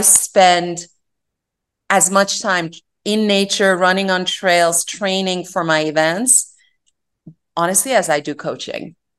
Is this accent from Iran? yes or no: yes; Iran; moved away; I was born and raised in Iran